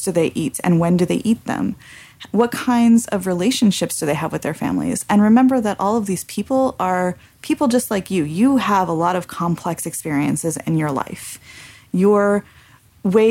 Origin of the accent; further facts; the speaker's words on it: California, United States; as growing up in California as a very assimilated American and also with Mexican heritage